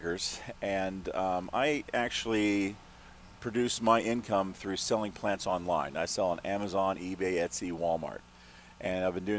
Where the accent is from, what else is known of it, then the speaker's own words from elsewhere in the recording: Germany; When I was young, I lived in Germany. I was born and raised in Germany.